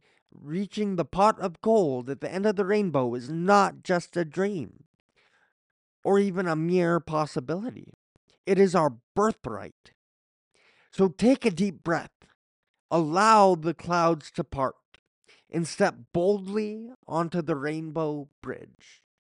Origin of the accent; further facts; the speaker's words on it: Coffs Harbour, New South Wales, Australia; I remember being in a car trip from my hometown of Coffs Harbour to Sydney with my parents when I was about 6 years old. I literally thought we were leaving Australia, because to me, Coffs Harbour was Australia.